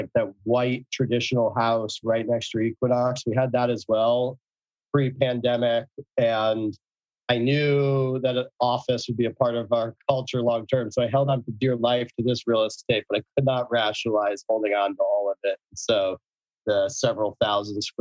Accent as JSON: {"language": "English", "town": "New Haven", "region": "Connecticut", "country": "United States", "tie": "born or raised there", "said": "I grew up in New Haven, Connecticut."}